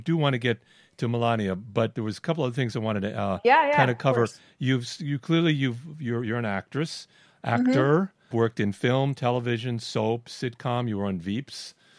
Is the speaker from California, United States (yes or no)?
no; Miami, Florida, United States; accent: New York; But I had a New York accent too, and because I was brought up in Miami, but my father would talk Brooklyn, and so.